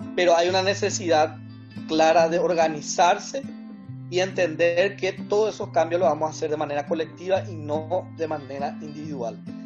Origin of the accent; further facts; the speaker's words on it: Asunción, Paraguay; de Asunción, del Paraguay